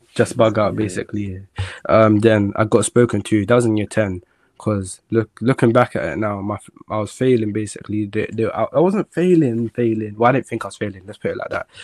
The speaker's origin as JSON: {"language": "English", "region": "London", "country": "United Kingdom", "tie": "born or raised there", "also_born_or_lived": "Jamaica", "said": "I'm from South London"}